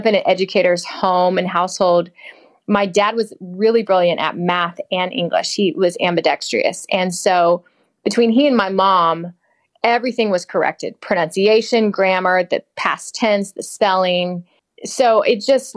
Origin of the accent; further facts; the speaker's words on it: St. Petersburg, Florida, United States; I grew up in Florida, in St. Petersburg